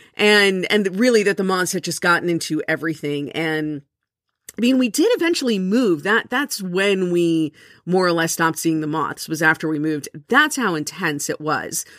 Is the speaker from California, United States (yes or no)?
no; South Florida, United States; I was born and raised in South Florida